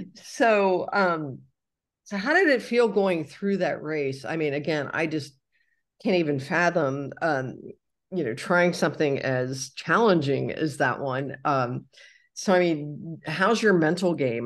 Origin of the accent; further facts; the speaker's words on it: Cincinnati, Ohio, United States; moved away; also born or lived in Texas; I'm from Cincinnati